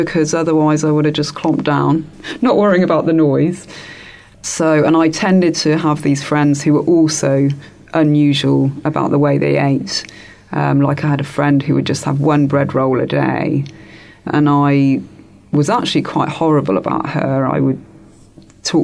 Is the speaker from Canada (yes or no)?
no; England, United Kingdom; as a child, I grew up in England